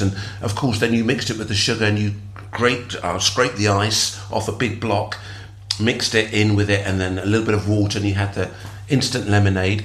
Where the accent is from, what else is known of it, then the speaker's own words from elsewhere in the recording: London, United Kingdom; I'm born in England. I'm British. I'm, uh, I you know, and I'm come from multicultural Britain. Perhaps because I'm living in London, and I grew up with lots of uh, people whose parents were immigrant like like mine